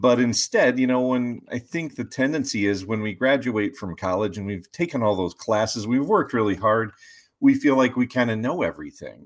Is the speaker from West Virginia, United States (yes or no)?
yes; West Virginia, United States; moved away as an adult; also born or lived in Ohio / Chicago; I grew up in West Virginia, so my roots are kind of in the mountains